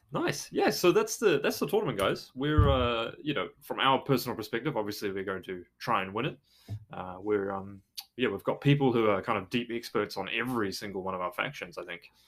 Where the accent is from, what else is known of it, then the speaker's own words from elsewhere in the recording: New Zealand; I'm from New Zealand